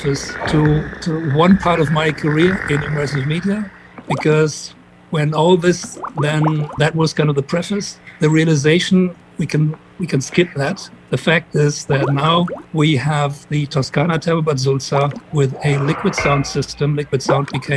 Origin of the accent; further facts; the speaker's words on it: Frankfurt, Hesse, Germany; Frankfurt, which was my hometown.